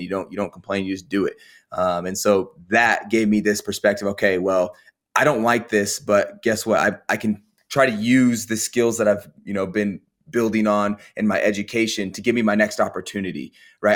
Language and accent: English; Colorado, United States; I grew up in Colorado